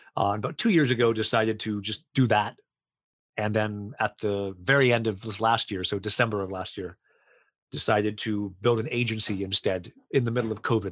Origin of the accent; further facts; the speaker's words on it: Florida, United States; also born or lived in Poland; now in Canada; I'm originally from the States, uh, from Florida and then as is as everyone does i moved to poland lived there for seven years and then went to canada